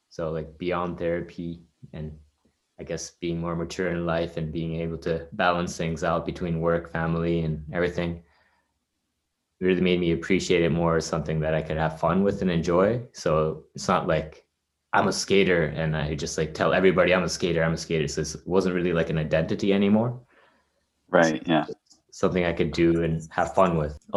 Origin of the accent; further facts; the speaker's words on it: Canada; I'm Canadian.